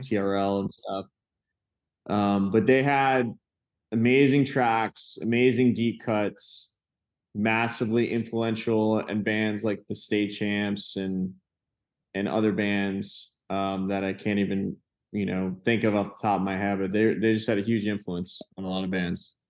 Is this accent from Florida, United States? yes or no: yes; Venice, Florida, United States; I'm from South Florida. And if that mean, in, uh, when I mean that, but West Coast of Florida, like Venice, like, very small beach town